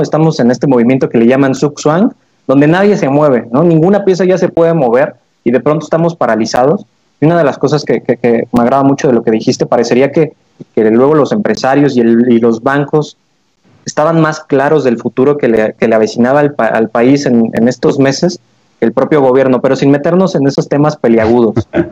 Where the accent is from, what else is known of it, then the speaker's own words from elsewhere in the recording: Mexico; como mexicanos